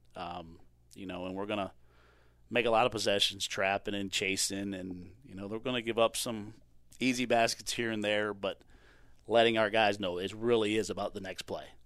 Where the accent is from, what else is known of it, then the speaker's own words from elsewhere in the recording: Chesapeake, Virginia, United States; moved away as an adult; now in Mount Olive, United States; I grew up in Chesapeake, Virginia Beach, Hampton Roads